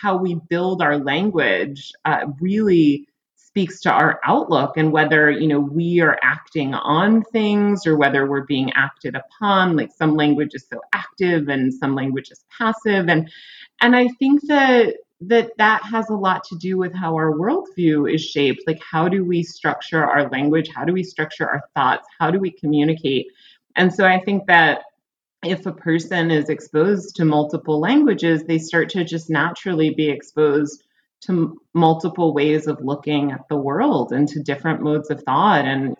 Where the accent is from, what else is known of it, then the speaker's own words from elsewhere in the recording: United States; I think for me, like, as an American, like, I've been very disenchanted of late.